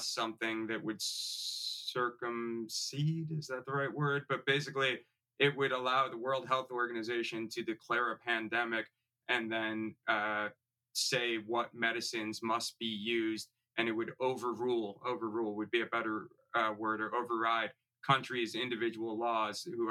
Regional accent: Chicago, Illinois, United States; I grew up in the Chicago area.

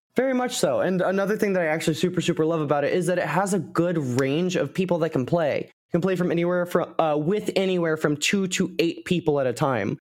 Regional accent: United States; I am American

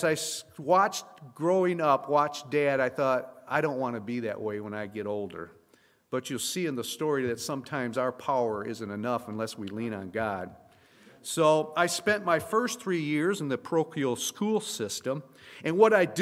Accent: Flint, Michigan, United States; I was born and raised in Flint, Michigan

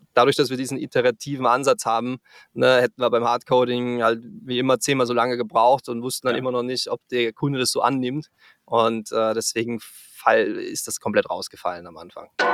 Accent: Salzburg, Austria; moved away as an adult; also born or lived in Frankfurt area, Germany / Canada; now in Cologne, Germany; Ich komme ursprünglich aus Österreich, äh, aus dem schönen Salzburg

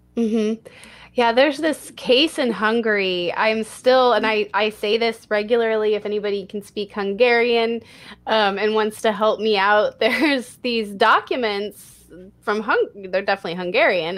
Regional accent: Texas, United States; my home state of Texas

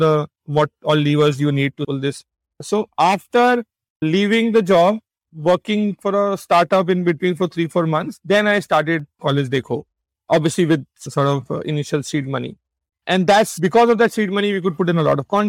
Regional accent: Meerut, Uttar Pradesh, India; moved away; Now, look at me as a student. I came from Meerut

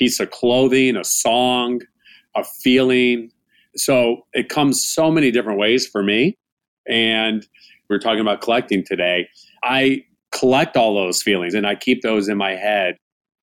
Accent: United States; also born or lived in Chicago, Illinois / Tucson, Arizona; now in Phoenix, United States; my parents had some restaurants while I was growing up in Chicago and then in Tucson.

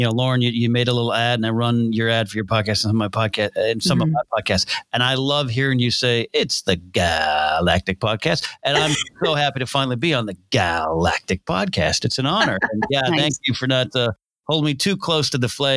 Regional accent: Orange County, California, United States; now in Los Angeles, United States; we moved from where I was raised initially in Orange County, California. We moved a little north in the first, second grade

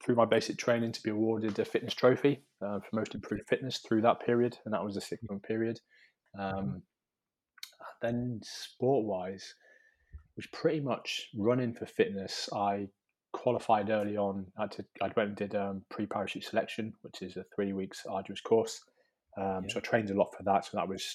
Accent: Highlands of Scotland, United Kingdom; now in Shropshire, United Kingdom; I grew up in the Highlands of Scotland

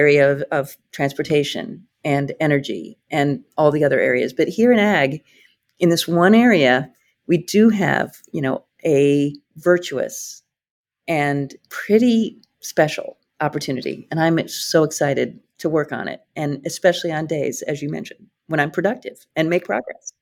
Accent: Iowa, United States; also born or lived in Atlanta; now in Hawaii, United States; I came from Iowa

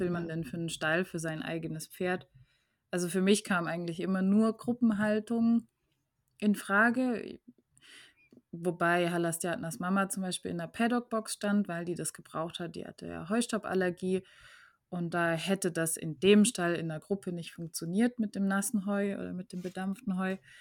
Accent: Germany

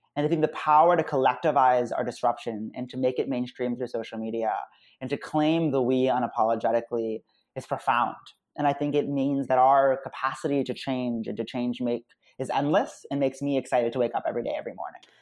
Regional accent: United States; I'm American Muslim

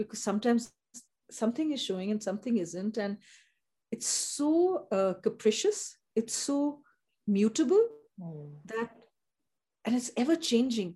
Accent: Upper Assam, India; I grew up in the tea estates, and I grew up in Upper Assam

